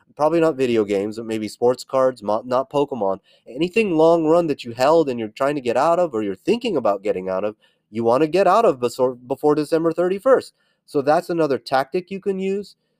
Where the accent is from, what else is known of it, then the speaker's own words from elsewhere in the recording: California, United States; moved away as an adult; born and raised in California, which I, I left